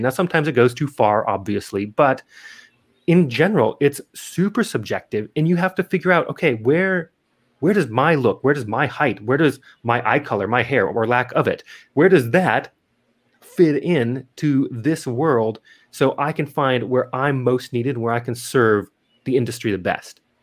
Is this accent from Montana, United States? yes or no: yes; Missoula, Montana, United States; moved away as an adult; also born or lived in Adelaide, South Australia; now in Las Vegas, United States; I'm originally from Missoula, Montana